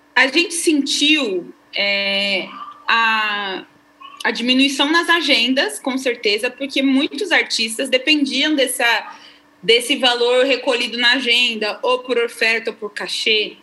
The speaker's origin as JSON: {"language": "Portuguese", "region": "São Paulo", "country": "Brazil", "tie": "born or raised there", "moved": "as an adult", "said": "a gente é natural de São Paulo"}